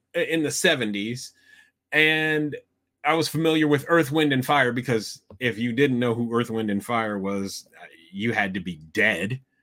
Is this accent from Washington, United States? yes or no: no; Iowa, United States; I grew up in Iowa